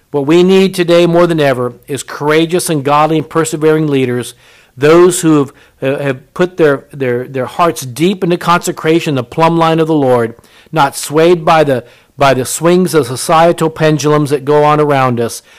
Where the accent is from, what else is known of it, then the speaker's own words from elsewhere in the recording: Japan; I was born in Japan. My mother was Japanese